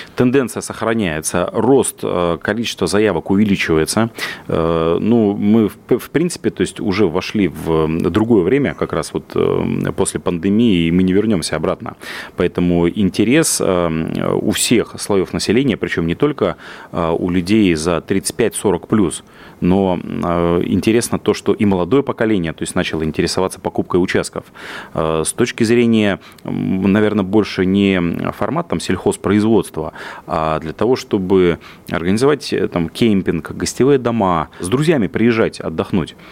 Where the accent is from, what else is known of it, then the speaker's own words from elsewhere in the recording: Yaroslavl Oblast, Russia; я вырос в деревне в Ярославской области